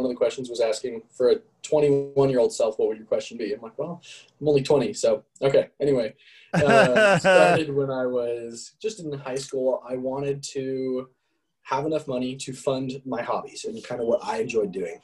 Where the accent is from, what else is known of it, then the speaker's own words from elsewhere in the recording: Parker, Colorado, United States; I grew up in Parker, Colorado. Been here my whole life.